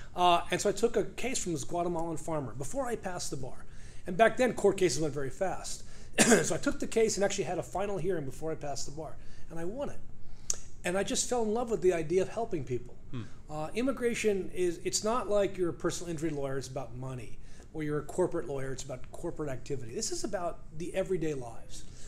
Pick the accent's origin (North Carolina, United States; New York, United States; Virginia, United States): New York, United States; moved away; also born or lived in Peru; I grew up in New York. Uh, you could probably tell that because I don't speak with a southern accent and I speak English fast.